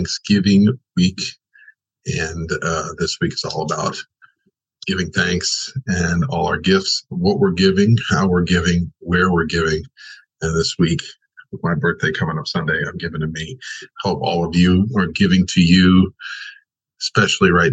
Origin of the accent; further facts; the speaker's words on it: Long Island, New York, United States; now in Southern California, United States; I was raised in Long Island